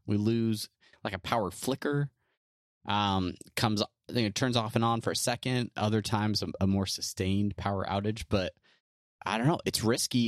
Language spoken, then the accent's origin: English; California, United States; we're both from California